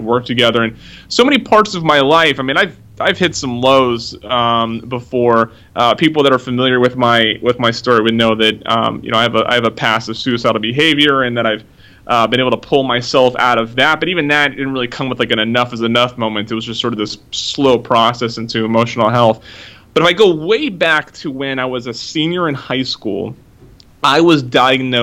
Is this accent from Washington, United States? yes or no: yes; Oak Harbor, Washington, United States; now in Washington, D.C., United States; I grew up in Oak Harbor, Washington, little Navy town, just north of Seattle.